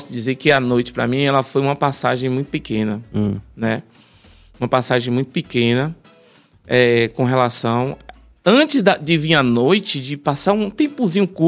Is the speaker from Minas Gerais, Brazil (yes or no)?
no; Salvador, Bahia, Brazil; Não, sou de Salvador.